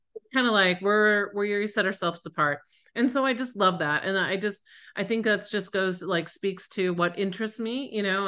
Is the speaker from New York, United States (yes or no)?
yes; Buffalo, New York, United States; moved away; also born or lived in Colorado; I grew up in Buffalo, New York, Western New York